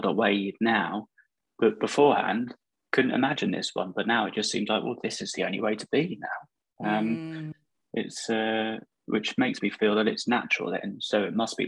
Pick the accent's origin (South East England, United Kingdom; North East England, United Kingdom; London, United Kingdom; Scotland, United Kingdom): South East England, United Kingdom; Guildford; also born or lived in Dubai / Hong Kong; I'm from Guildford originally, spent quite a bit of time abroad in Dubai and Hong Kong in my younger years